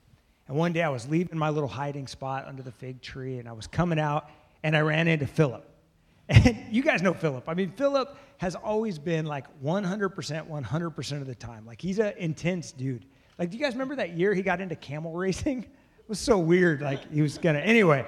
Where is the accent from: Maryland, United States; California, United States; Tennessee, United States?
Maryland, United States; Bethesda; We come from the same neighborhood, kind of. We're all from Bethesda